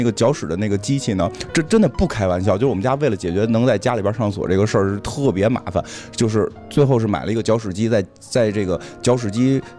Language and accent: Chinese; Beijing hutongs, China; 因为咱们都是胡同里长大的，